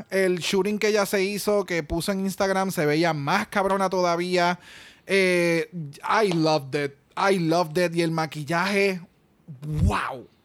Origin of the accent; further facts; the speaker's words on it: Mexico; porque soy mexicana y yo, diablo, mano.